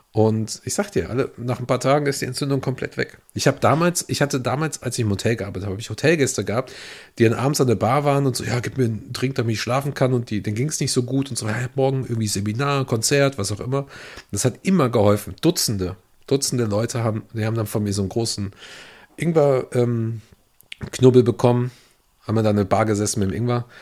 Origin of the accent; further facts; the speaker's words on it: Upper Palatinate, Bavaria, Germany; moved away; Ich komme eigentlich aus der Oberpfalz